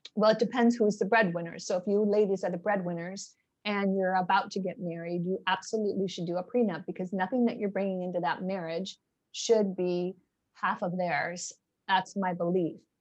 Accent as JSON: {"language": "English", "region": "Midwest", "country": "United States", "tie": "born or raised there", "moved": "yes", "said": "I'm born and raised in the Midwest"}